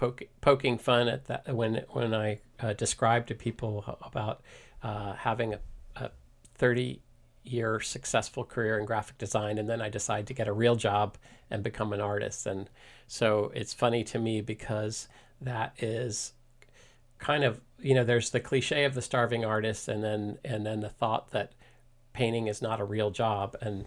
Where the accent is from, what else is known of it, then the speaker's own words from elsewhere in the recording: East Coast, United States; now in Mill Valley, United States; So I'm a transplant from the East Coast, but I consider myself pretty much 100% Californian because I've been here since 1988. So all of my East Coast DNA is starting to fade.